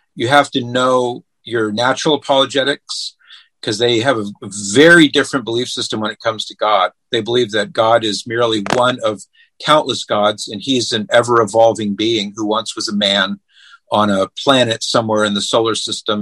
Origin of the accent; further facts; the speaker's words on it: California, United States; moved away as an adult; now in Ohio, United States; we we're originally from California, but we moved to Ohio over 20 years ago